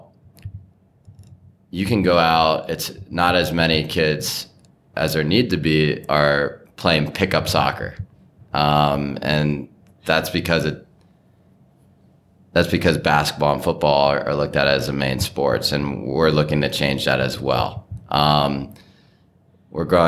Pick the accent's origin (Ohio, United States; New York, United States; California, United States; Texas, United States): Ohio, United States; Bexley; also born or lived in Madison, Wisconsin; I grew up in Bexley.